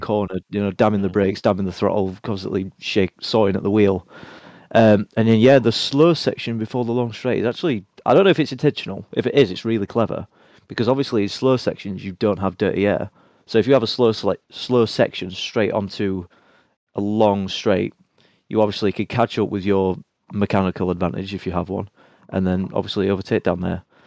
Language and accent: English; Sheffield, Yorkshire and the Humber, United Kingdom; my hometown of Sheffield